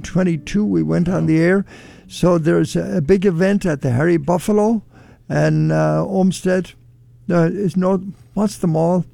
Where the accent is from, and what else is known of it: Ireland; born or raised there; moved away as an adult; now in Ohio, United States